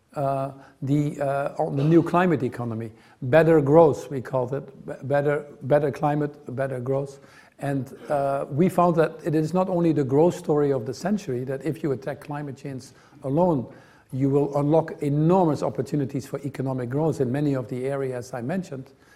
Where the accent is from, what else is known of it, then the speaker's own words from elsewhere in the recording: Netherlands; I grew up in the Netherlands